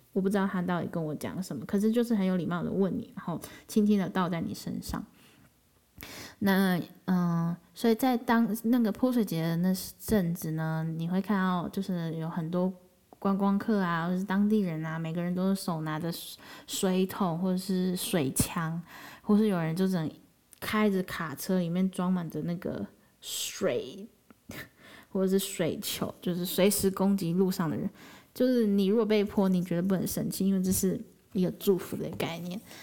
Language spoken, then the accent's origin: Chinese; Taiwan; 八月才从辽国回到台湾